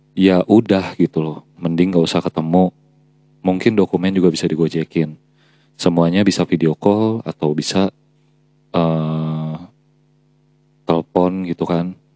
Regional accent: Java, Indonesia; gue sendiri sebagai orang Jawa

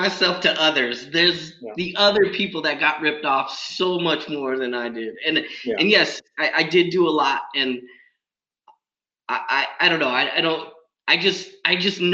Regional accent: San Diego, California, United States; I'm from San Diego

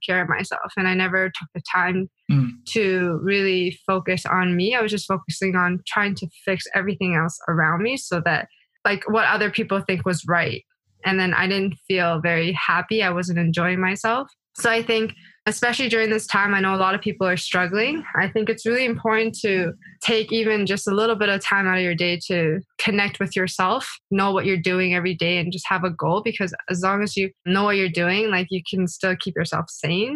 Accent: Canada; I was from Canada

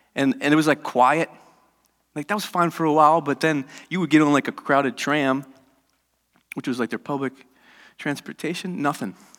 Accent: United States; I'm American

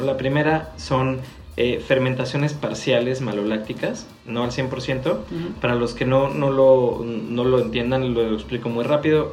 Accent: Mexico

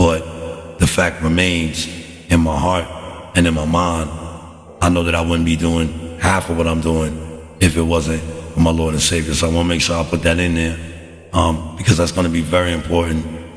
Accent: United States; as an American citizen

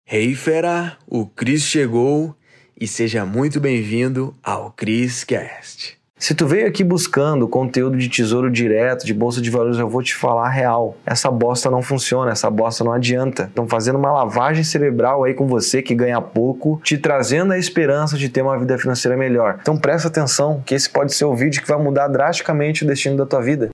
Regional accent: Porto Alegre, Rio Grande do Sul, Brazil; also born or lived in São Paulo; now in Florianópolis, Brazil; Eu nasci em Porto Alegre

